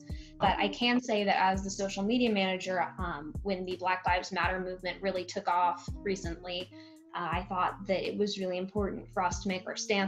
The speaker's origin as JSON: {"language": "English", "country": "United States", "said": "As a journalist, as an American, as an advocate"}